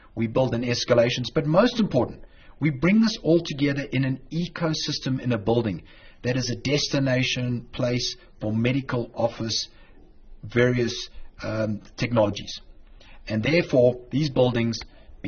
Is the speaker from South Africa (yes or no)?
yes; Durban, KwaZulu-Natal, South Africa; moved away as an adult; now in Westchester, United States; I'm originally from Durban. I'm a South African